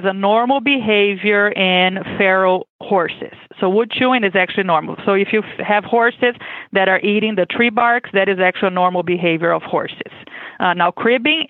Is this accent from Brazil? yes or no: yes; Brazil; English is a second language; moved away as an adult; now in Kentucky, United States; I am originally from Brazil, as you can expect with my accent. I was born and raised there